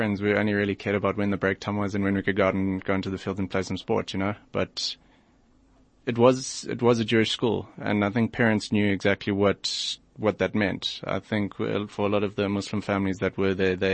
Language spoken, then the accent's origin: English; Bulawayo, Zimbabwe; also born or lived in Johannesburg, South Africa; now in South Africa; I was born in Johannesburg. My parents are originally from Rhodesia. They moved to Joburg mid-1980s. Had my two brothers, my two older brothers, then myself, and when I was two, they moved back to Bulawayo, which is where we spent most of our childhood